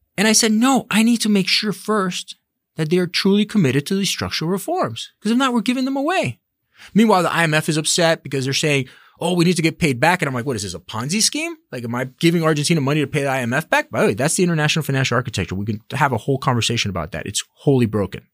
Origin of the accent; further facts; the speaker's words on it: Miami, Florida, United States; I was born in Miami and, and I'm of Latin descent.